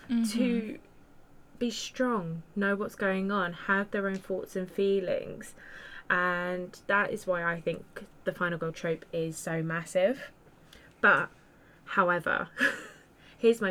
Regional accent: United Kingdom; Me being British

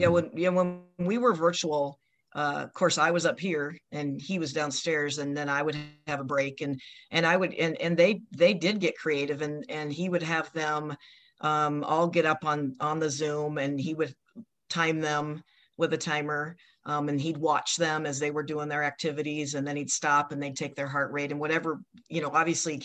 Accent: Marshalltown, Iowa, United States; also born or lived in Ankeny, Iowa / Texas; I grew up in Marshalltown and then moved to Ankeny. My husband is from Ankeny. We both moved to Texas right out of college

